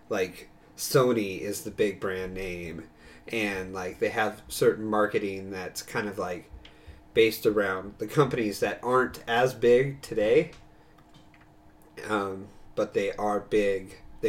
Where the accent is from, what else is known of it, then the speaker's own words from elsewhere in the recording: Ireland; Because I am Irish.